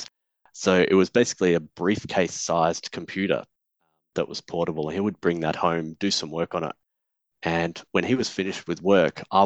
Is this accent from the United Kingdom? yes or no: no; Perth, Western Australia, Australia; also born or lived in Canberra, Australia; as a family, we moved across to Perth when I was about 6 years old